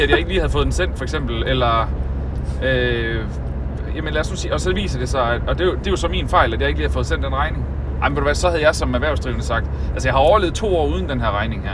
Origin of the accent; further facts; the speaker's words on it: North Jutland, North Denmark Region, Denmark; now in South Jutland, Denmark; jeg kommer fra Nordjylland